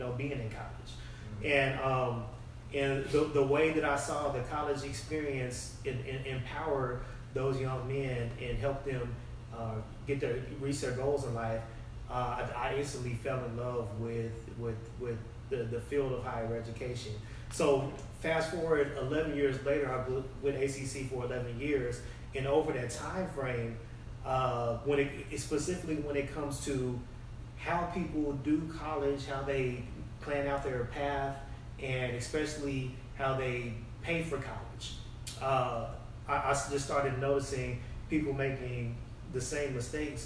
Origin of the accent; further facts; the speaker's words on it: Austin, Texas, United States; also born or lived in San Diego; I was born in San Diego. But I was only there until I was about 3 years old, and then I've been in Austin ever since. So I grew up in Austin, grew up in South Austin